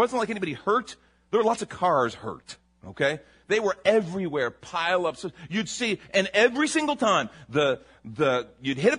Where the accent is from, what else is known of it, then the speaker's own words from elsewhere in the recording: Chicago, Illinois, United States; now in San Antonio, United States; I'm from Chicago.